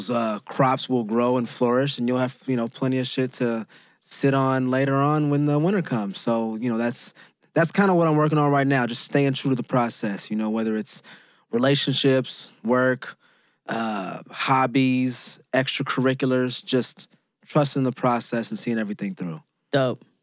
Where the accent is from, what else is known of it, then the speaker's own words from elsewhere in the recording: West Coast, United States; we are both from the West Coast